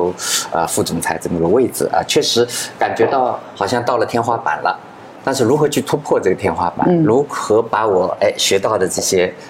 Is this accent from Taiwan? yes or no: no; Suzhou, Jiangsu, China; moved away as an adult; also born or lived in Shanghai / Shenzhen; 我苏州人，